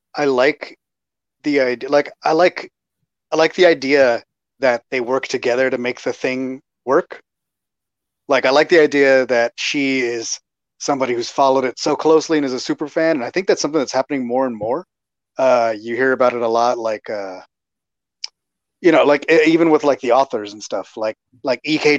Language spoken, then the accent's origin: English; Texas, United States; I'm from Texas